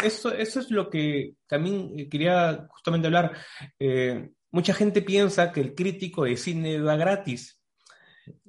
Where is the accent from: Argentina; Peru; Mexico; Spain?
Peru; la primera vez que salí incluso de Perú